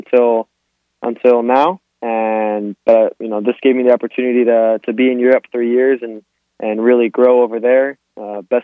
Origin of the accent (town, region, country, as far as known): Miami, Florida, United States; born or raised there